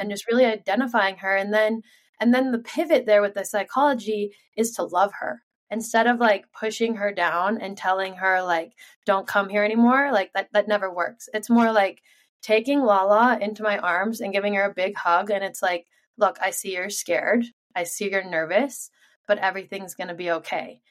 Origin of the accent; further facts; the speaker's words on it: Sun Valley, Idaho, United States; I was born and raised here in Sun Valley, Idaho